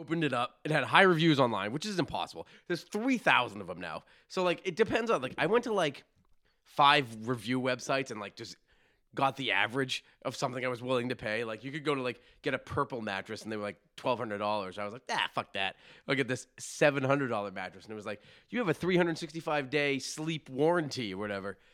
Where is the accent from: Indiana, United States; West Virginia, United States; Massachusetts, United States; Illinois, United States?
Massachusetts, United States